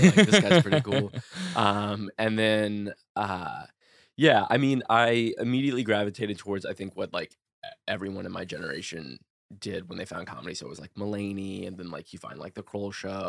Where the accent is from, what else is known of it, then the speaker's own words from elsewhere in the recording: New Orleans, Louisiana, United States; I'm like from New Orleans. I just kind of like, I don't know, did typical Southern things like talk about like sports and whatnot down there.